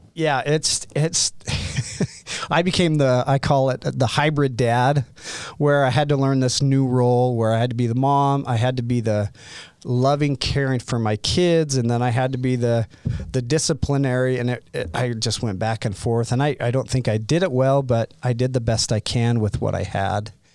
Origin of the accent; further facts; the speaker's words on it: Utah, United States; I grew up in Utah County, so with a family of seven kids